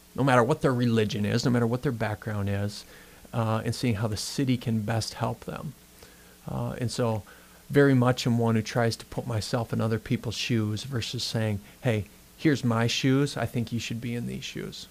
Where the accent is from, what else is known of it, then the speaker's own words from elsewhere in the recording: Worthington, Minnesota, United States; I grew up in Worthington, Minnesota